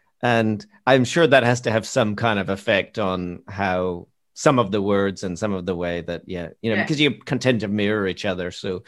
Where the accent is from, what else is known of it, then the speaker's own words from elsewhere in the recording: Canada; So I'm Canadian, and we have this place called Tim Hortons.